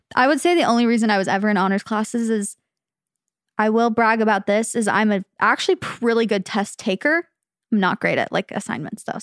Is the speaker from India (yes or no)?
no; Phoenix, Arizona, United States; born or raised there; moved away as an adult; now in California, United States